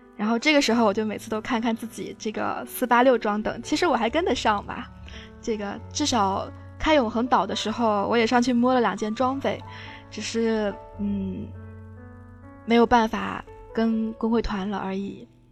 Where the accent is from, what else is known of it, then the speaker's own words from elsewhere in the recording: Fujian, China; moved away; also born or lived in Beijing; 回到了我的家乡，嗯，在福建